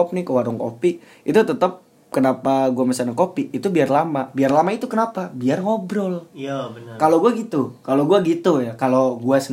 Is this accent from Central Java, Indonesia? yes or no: yes; Temanggung, Central Java, Indonesia; kopi ya kopi kayak dari kota asal gue Temanggung gitu atau dari tempat lu gitu Batang gitu